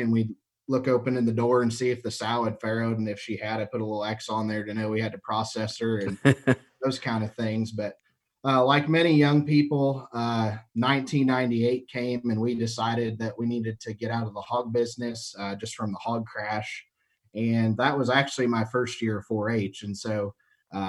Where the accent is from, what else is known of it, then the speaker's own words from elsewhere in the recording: just south of the Quad Cities, Western Illinois, United States; I grew up in Western Illinois, just south of the Quad Cities